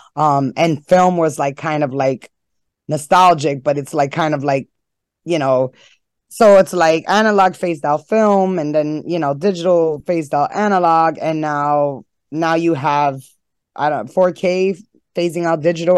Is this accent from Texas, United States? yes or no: no; New York City, New York, United States; I was born and raised in Harlem